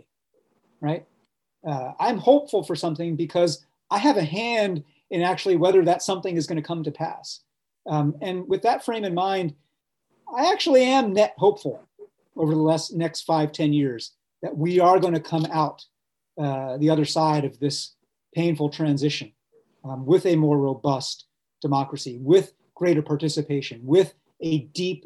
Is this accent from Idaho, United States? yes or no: no; New York, United States; I'm born and raised in New York